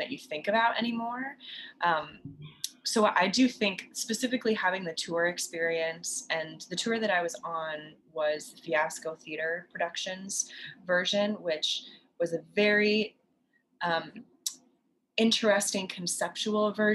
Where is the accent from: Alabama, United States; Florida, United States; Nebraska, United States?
Nebraska, United States; moved away as an adult; also born or lived in Oklahoma City; I'm from Nebraska originally